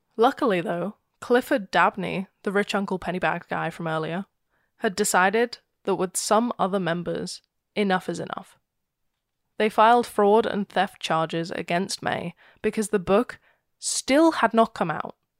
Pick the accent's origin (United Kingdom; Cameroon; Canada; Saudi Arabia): United Kingdom; I'm horribly British.